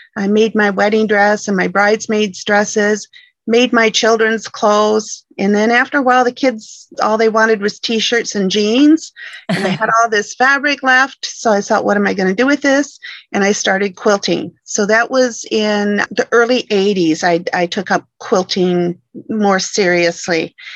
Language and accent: English; Michigan, United States; moved away as an adult; now in British Columbia, Canada; originally I'm from Michigan, born and raised in Michigan